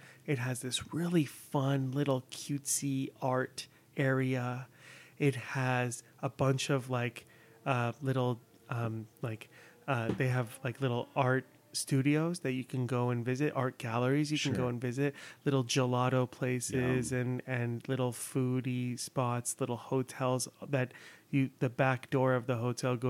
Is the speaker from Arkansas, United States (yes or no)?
no; South Bay and Orange County, California, United States; moved away as an adult; now in Los Angeles, United States; Because I grew up in the South Bay and Orange County.